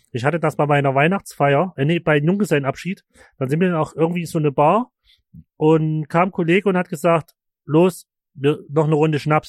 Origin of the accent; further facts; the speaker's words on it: Markersdorf, Germany; moved away; das ursprüngliche Dorf, wo ich herkomme, Markersdorf